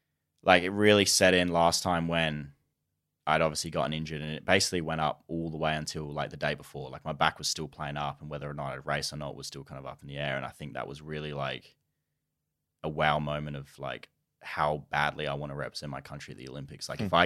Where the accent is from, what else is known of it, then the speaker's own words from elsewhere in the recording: Australia; So like I'm Australian.